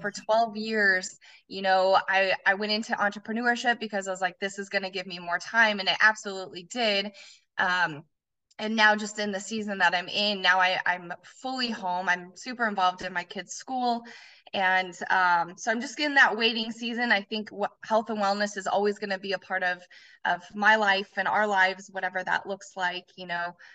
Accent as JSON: {"language": "English", "region": "Colorado", "country": "United States", "tie": "born or raised there", "moved": "as an adult", "lives_now": "Arizona, United States", "said": "I was born and raised in Colorado, and I lived there all through growing up and, and into high school"}